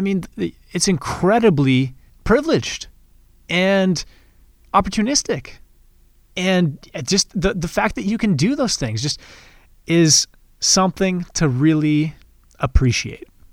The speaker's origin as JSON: {"language": "English", "country": "Canada", "tie": "born or raised there", "said": "As somebody who's been born and raised in Canada"}